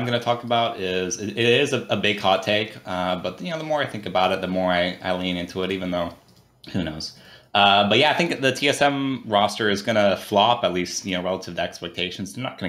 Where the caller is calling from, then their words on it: Davis, California, United States; I'm calling from Davis, California.